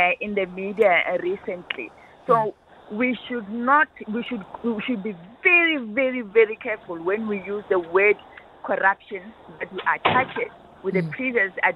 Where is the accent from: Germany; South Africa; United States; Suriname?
South Africa; as South African